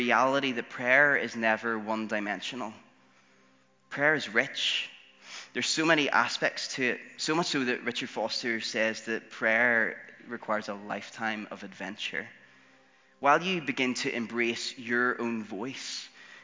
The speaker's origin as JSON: {"language": "English", "region": "Northern Ireland", "country": "United Kingdom", "said": "all of the six Northern Irish boys, we all kind of grew up in church"}